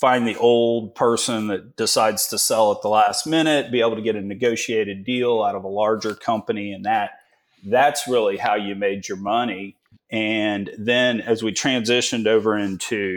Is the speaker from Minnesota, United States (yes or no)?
no; Richmond, Texas, United States; I grew up in small town Richmond, Texas